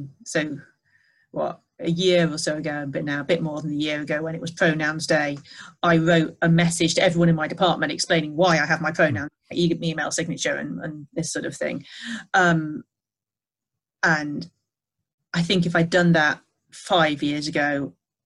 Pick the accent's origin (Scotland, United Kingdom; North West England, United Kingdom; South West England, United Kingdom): North West England, United Kingdom; the Northwest; I grew up in the Northwest in the 1980s